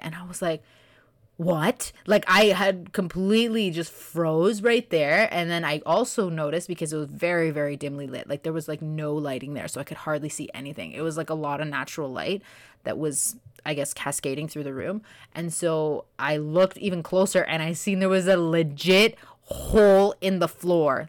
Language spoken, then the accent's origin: English; Canada; also born or lived in Kenya; I was born in Canada and, but my parents are from A, B, and C